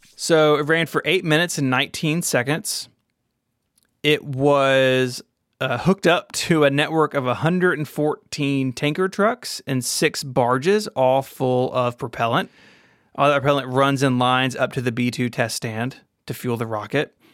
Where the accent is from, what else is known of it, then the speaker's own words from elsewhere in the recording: the South, United States; I'm from the South.